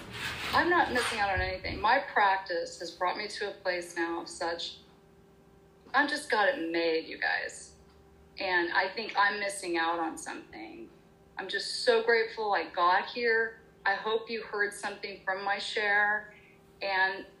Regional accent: Oklahoma, United States; I grew up in Oklahoma in the Bible Belt

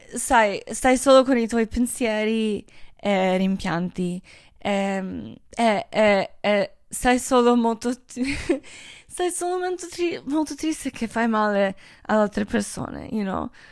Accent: Croatia; moved away; io sono croata, io amo Croazia

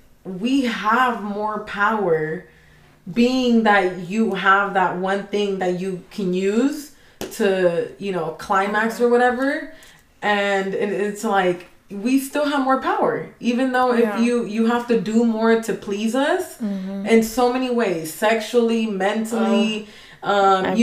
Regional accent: Mexico; English is a second language; now in United States; I'm Mexican, but I'm American as well

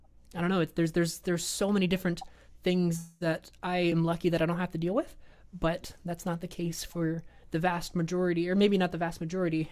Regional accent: the South, United States; I grew up in the South

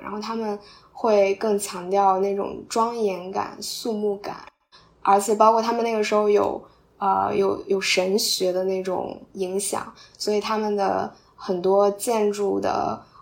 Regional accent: Qingdao, Shandong, China; 咱们都是青岛人

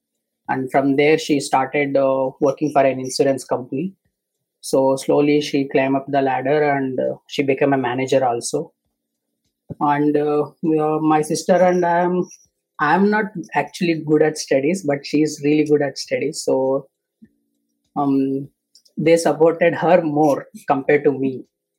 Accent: Davangere, Karnataka, India; first language Telugu; English is a second language; I grew up in, born and brought up in village only. We are a Telugu family, and born and brought up in Karnataka, a place called Davangere.

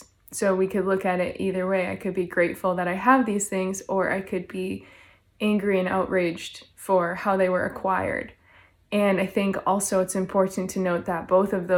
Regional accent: Canada; I'm from Canada

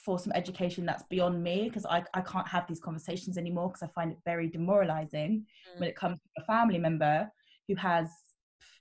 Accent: Surrey, South East England, United Kingdom; I grew up in Surrey

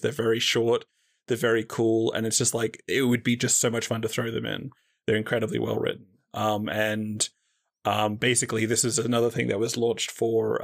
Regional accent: Australia; as an Australian

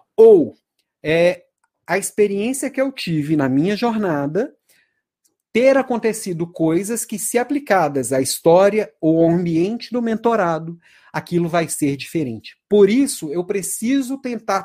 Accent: Belo Horizonte, Minas Gerais, Brazil; also born or lived in Santa Catarina; Eu sou de Belo Horizonte, mas minha última, a última cidade que morei foi Santa Catarina.

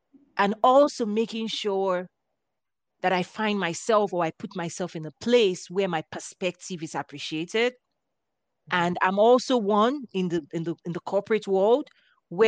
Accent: Nigeria; moved away as an adult; now in United States; I was raised in Africa. I had my first degree in Nigeria.

